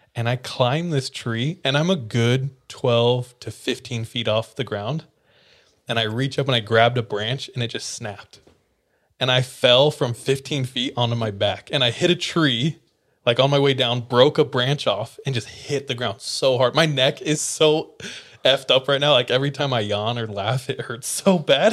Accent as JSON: {"language": "English", "town": "Visalia", "region": "California", "country": "United States", "tie": "born or raised there", "said": "I grew up in Visalia, California."}